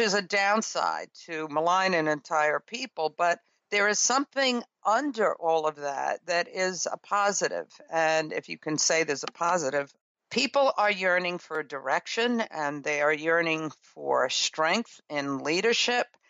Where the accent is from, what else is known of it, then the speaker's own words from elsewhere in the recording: New York City, New York, United States; I grew up in Brooklyn, New York, in a rural area.